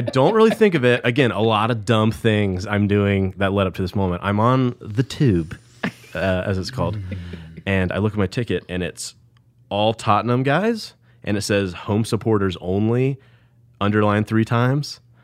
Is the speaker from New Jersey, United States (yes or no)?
no; Snellville, Georgia, United States; East Side, Gwinnett County